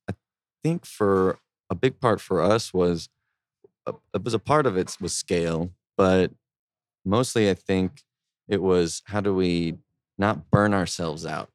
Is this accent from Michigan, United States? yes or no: no; San Antonio, Texas, United States; moved away as an adult; also born or lived in Boston; now in Austin, United States; also from San Antonio